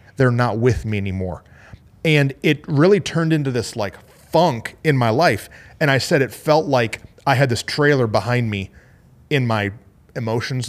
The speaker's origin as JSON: {"language": "English", "town": "Flint", "region": "Michigan", "country": "United States", "moved": "yes", "said": "I'm from Flint, Michigan."}